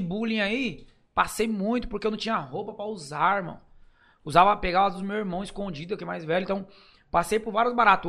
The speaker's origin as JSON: {"language": "Portuguese", "region": "São Paulo", "country": "Brazil", "said": "Não, gente, São Remo"}